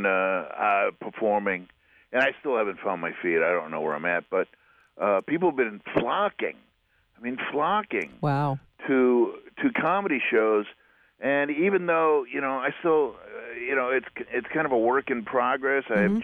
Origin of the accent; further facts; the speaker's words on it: Wisconsin, United States; Wisconsin, outside of Milwaukee, a bunch of places. I went to like 14 different schools before I graduated from high school.